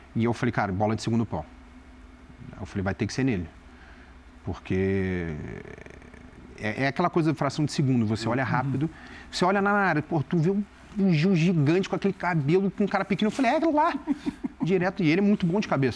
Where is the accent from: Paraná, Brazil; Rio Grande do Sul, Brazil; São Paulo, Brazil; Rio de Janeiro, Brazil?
Rio de Janeiro, Brazil; moved away; eu sou nascido e criado do lado do Maracanã